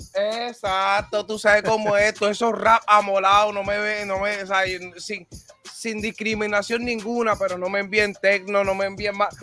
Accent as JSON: {"language": "Spanish", "country": "Puerto Rico", "said": "Soy de Puerto Rico"}